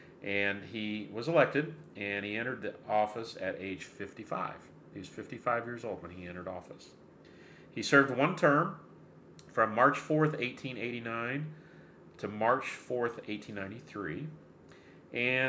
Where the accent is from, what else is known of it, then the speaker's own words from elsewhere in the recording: Centerville, Indiana, United States; your mom and I grew up in Centerville, Indiana